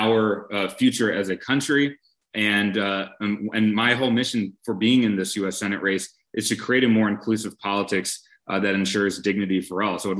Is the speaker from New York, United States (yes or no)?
no; Brookfield, Wisconsin, United States; I grew up in Brookfield, Wisconsin